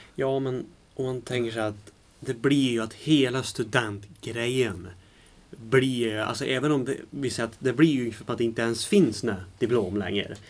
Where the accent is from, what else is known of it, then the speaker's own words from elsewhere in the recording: Värmland, Sweden; accent: Värmländska; jag har pratat värmländska så himla mycket